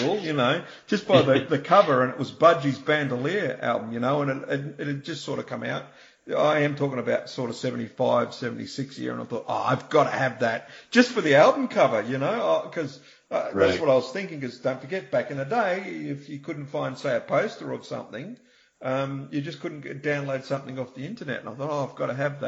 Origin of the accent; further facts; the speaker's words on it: New Zealand; also born or lived in Australia; I was born in Australia, but I spent a lot of my childhood in New Zealand